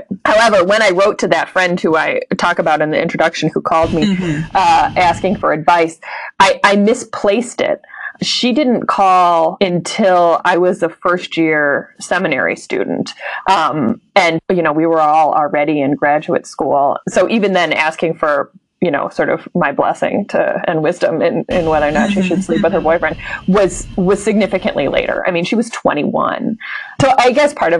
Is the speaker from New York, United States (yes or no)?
no; Illinois, United States; I grew up in Illinois